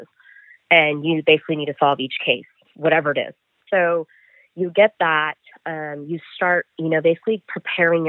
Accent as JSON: {"language": "English", "area": "Stanislaus County", "region": "California", "country": "United States", "tie": "born or raised there", "also_born_or_lived": "San Diego", "moved": "yes", "said": "born and raised in Stanislaus County"}